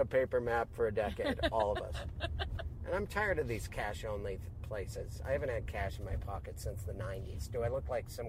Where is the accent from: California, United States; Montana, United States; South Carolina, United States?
Montana, United States; Missoula; moved away; Missoula, Montana, my hometown